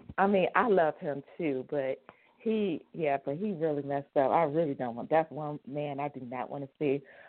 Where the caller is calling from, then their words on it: New Mexico, United States; I'm calling from New Mexico.